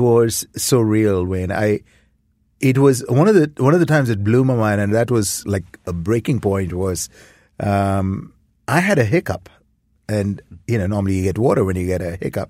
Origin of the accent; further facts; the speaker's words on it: India; moved away as an adult; now in Toronto, Canada; I grew up in India.